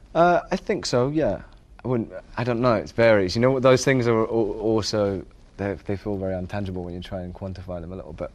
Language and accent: English; England, United Kingdom; growing up in England